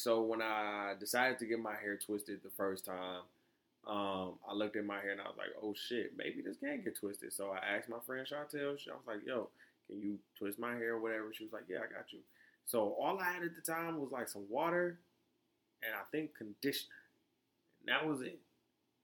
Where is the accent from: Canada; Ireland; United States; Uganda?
United States; Florida; I was born in Florida